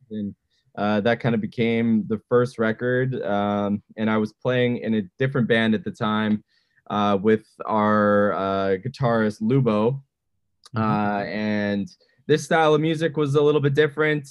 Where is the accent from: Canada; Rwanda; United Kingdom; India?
Canada; Edmonton, Alberta; now in Vancouver, Canada; I grew up in Edmonton